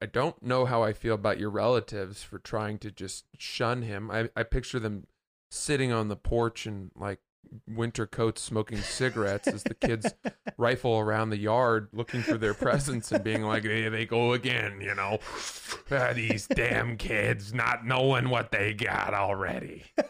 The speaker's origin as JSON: {"language": "English", "region": "Maine", "country": "United States", "tie": "born or raised there", "also_born_or_lived": "Atlantic Highlands, New Jersey", "said": "Back when I grew up in Atlantic Highlands. I say grew up. I lived there until I was 4, and then we moved to Maine, which was a huge improvement."}